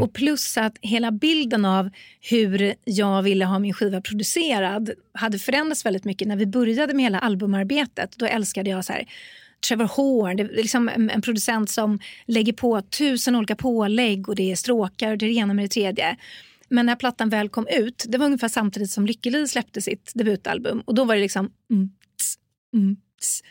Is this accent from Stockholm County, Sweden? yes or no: yes; Stockholm, Stockholm County, Sweden; jag är från Stockholm